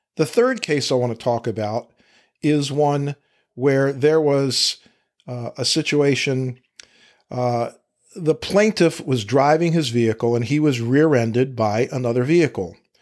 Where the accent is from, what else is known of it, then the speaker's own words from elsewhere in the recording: Fairfax County, Virginia, United States; Fairfax County, Virginia, my hometown where I practice law